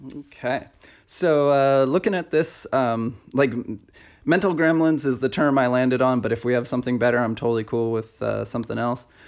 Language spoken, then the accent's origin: English; Pacific Northwest, United States; moved away; back in the Pacific Northwest, back to my hometown